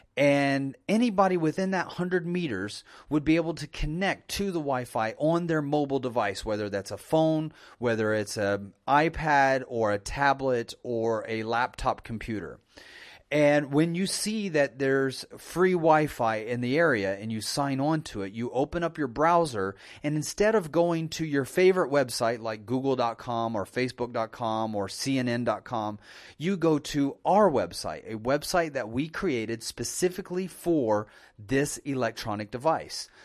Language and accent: English; United States